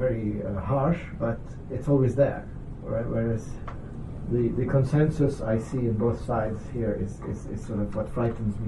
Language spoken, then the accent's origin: English; Lebanon; now in United States; I'm from Lebanon.